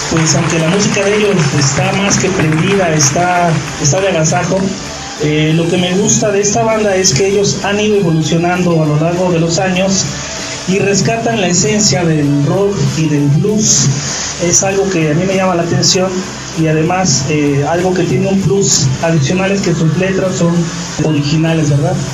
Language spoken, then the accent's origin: Spanish; Toloyucan, Hidalgo, Mexico; Soy de Toloyucan.